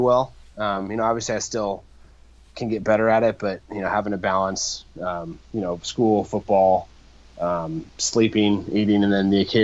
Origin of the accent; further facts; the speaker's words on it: Mercer Island, Washington, United States; I was born and raised in Mercer Island